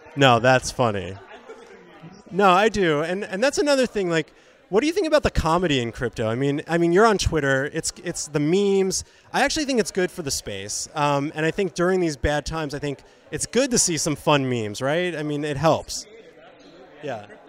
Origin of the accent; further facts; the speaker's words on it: New Jersey, United States; also born or lived in Boca Raton, Florida; now in Los Angeles, United States; I'm from New Jersey and I lived in Boca. And now I'm in LA.